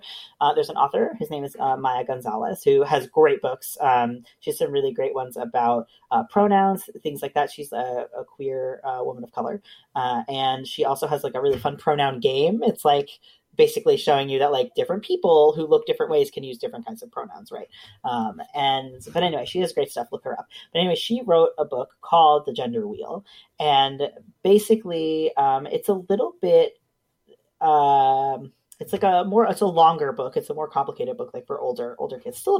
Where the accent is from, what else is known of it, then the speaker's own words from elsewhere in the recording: United States; now in Canada; I'm originally from the States